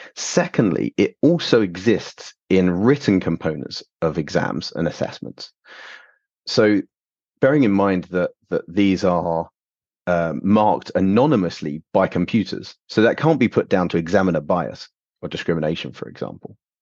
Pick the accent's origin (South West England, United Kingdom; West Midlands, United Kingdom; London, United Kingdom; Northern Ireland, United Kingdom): London, United Kingdom; moved away as an adult; also born or lived in Canada / Warwick; now in East Midlands, United Kingdom; I am originally from London.